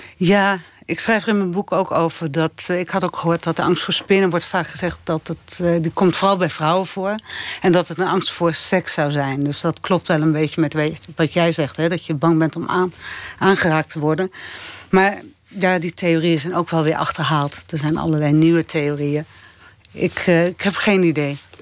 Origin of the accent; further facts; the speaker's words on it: Apeldoorn, Gelderland, Netherlands; in de Van Reekum Galerij in Apeldoorn, waar ik ben opgegroeid